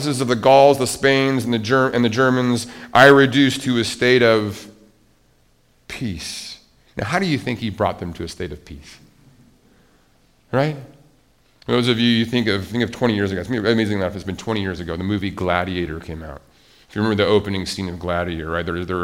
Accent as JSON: {"language": "English", "region": "Montana", "country": "United States", "tie": "born or raised there", "said": "I grew up in Montana, conservative"}